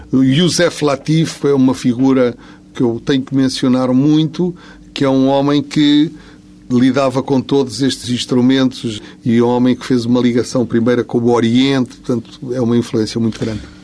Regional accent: Lisbon, Portugal; sendo de Lisboa, sou de Campo de Orique

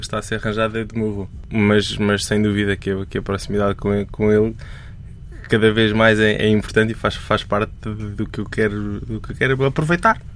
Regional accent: Portalegre, Alentejo, Portugal; Nasci e cresci em Porto Alegre, que é uma cidade muito pequenina

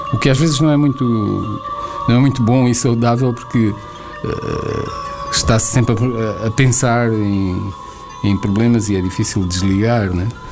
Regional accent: Angola; moved away; also born or lived in Portugal; angolano porque nasci em Angola e vivi em Angola

